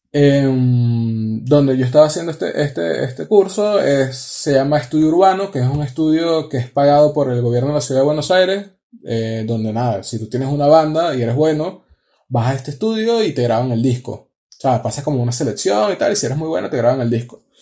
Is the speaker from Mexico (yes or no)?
no; Venezuela; no, no, no, yo soy de Venezuela.